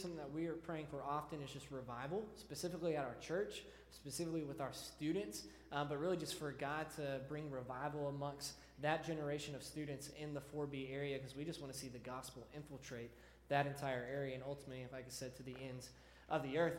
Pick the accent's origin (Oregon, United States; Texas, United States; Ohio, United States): Texas, United States; Deer Park; So I grew up in Deer Park, Texas. Uh, it's like 20 minutes southeast of Houston. So, like I said, I've been around kind of the Houston area my whole life.